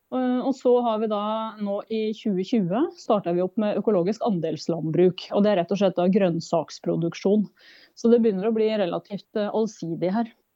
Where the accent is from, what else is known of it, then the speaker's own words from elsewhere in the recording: farm in Telemark, Norway; moved away as an adult; also born or lived in Oslo; now in Opaker, Norway; der jeg vokste opp, så nå er det min bror som har tatt over og driver